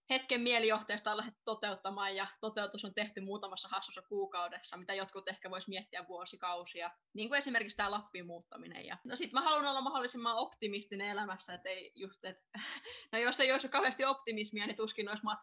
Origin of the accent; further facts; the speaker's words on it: Espoo, Uusimaa, Finland; now in Rovaniemi, Finland; Mun perhe asuu Espoossa edelleen ja mä muutin Espoosta Turkuun ja Turusta sitten Leville.